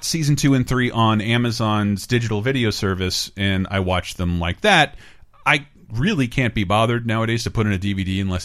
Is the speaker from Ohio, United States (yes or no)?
no; Florida, United States; moved away; I grew up in Florida